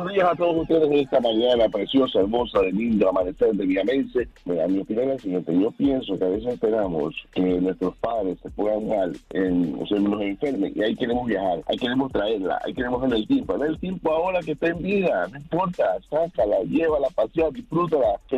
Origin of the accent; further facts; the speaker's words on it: Colombia; también soy colombiana, también tengo dos hijos, mi mamá está en Colombia